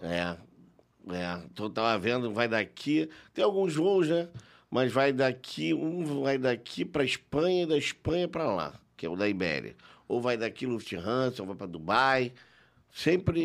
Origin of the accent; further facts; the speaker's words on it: Rio de Janeiro, Brazil; also born or lived in Brasília; eu passei a minha adolescência na Zona Sul do Rio de Janeiro.